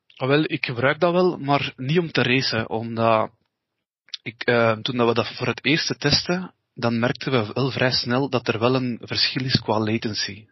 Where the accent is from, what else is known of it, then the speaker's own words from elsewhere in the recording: East Flanders, Belgium; wij zijn van Oost-Vlaanderen